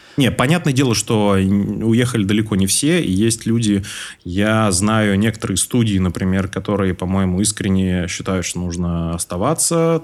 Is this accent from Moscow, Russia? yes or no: yes; Moscow, Russia; moved away as an adult; now in Tashkent, Uzbekistan; Я всю свою сознательную жизнь прожил в Москве